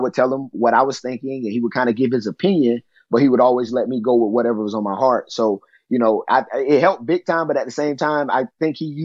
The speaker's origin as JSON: {"language": "English", "region": "Florida", "country": "United States", "tie": "born or raised there", "said": "as a kid growing up in Florida"}